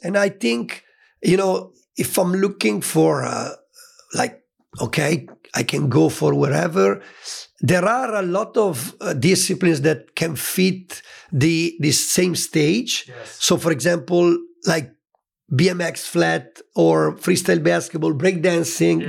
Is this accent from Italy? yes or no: yes; Italy; born or raised there